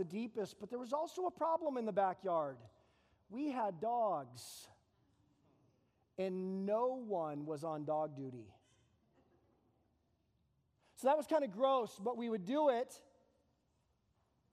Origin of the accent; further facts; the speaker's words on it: Phoenix, Arizona, United States; now in Tucson, United States; I grew up in East Phoenix. It's called the Arcadia area, not Arcadia, California